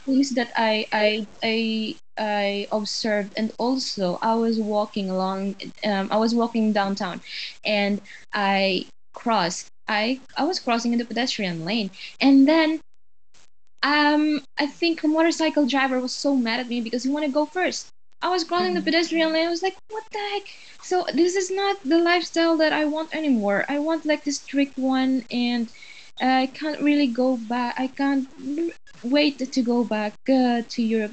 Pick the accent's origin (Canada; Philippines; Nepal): Philippines; also born or lived in Norway / Denmark; now in Poland; I'm from Philippines